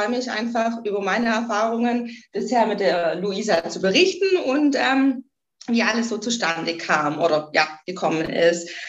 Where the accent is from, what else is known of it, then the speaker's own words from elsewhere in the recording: Göppingen, Baden-Württemberg, Germany; ich war ein paar Jahre weg von Göppingen. Göppingen ist meine Heimat, ähm, bin wieder zurück in die Heimat